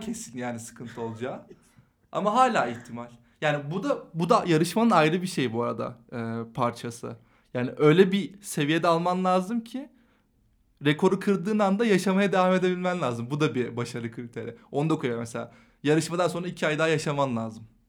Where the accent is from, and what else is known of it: Eskişehir, Turkey; moved away; also born or lived in Istanbul